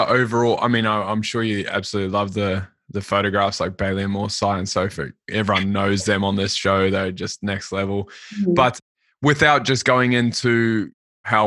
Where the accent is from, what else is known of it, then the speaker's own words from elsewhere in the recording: Auckland, New Zealand; now in Australia; I'm from Auckland